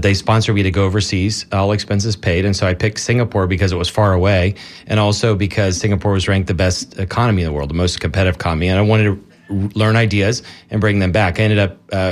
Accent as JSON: {"language": "English", "region": "Florida", "country": "United States", "tie": "born or raised there", "said": "I grew up in Florida. I'm fifth-generation Floridian"}